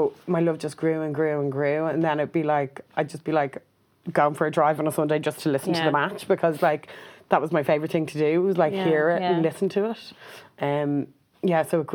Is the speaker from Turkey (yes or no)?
no; Ireland; as queer Irish women